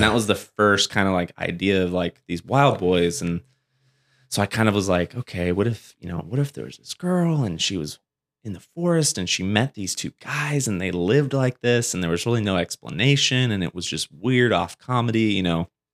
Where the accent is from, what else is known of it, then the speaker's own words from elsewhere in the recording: Springville, California, United States; also born or lived in Porterville, California; I grew up in Springville, uh, California, which is above Porterville, Visalia area